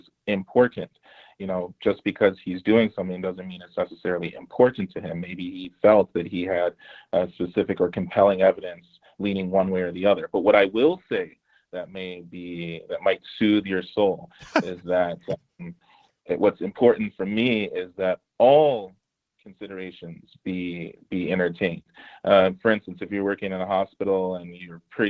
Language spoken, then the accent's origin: English; Nigeria; You outed me as a Nigerian